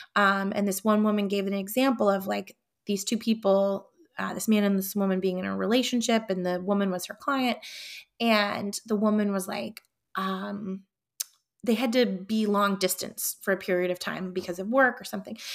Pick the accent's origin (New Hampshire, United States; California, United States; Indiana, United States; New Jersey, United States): New Hampshire, United States; Concord; Concord, New Hampshire, my hometown